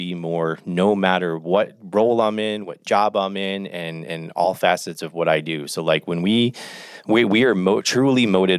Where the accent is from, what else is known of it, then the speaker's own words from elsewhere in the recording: New Jersey, United States; I'm from New Jersey.